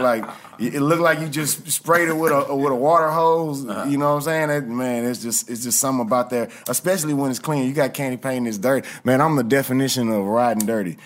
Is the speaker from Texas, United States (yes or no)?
yes; Houston, Texas, United States; growing up in Houston